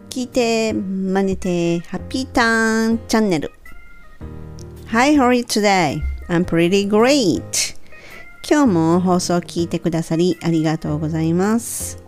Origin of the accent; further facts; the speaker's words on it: Kansai, Japan; accent: Kansai dialect; 関西弁なので関西弁で言わせるんですね